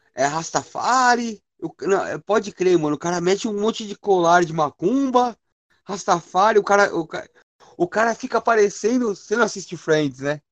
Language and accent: Portuguese; São Paulo, Brazil; sou da zona, sou do Sapopemba